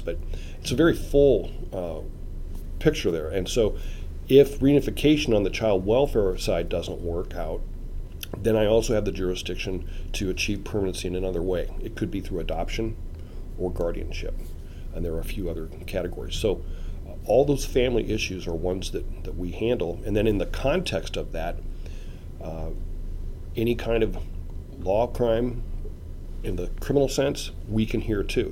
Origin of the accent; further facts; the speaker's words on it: Omaha, Nebraska, United States; I was born in Omaha, uh, 1954